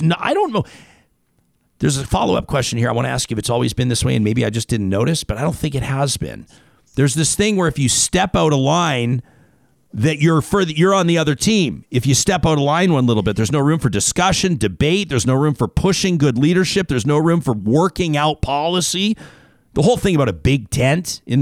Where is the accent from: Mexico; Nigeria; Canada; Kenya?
Canada; Calgary, Alberta; now in Edmonton, Canada; I grew up in Southeast Calgary